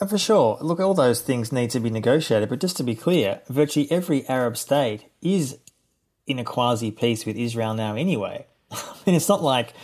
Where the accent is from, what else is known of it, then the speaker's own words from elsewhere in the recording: Melbourne, Victoria, Australia; I'm from Melbourne originally and grew up in Melbourne in a liberal Jewish home